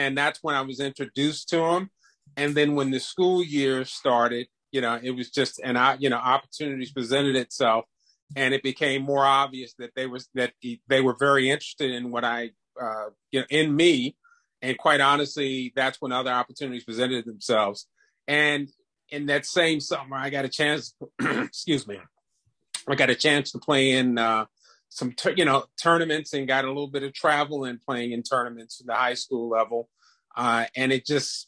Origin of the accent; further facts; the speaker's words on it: Prince George's County, Maryland, United States; also born or lived in DMV (Washington metropolitan area); I grew up in Prince George's County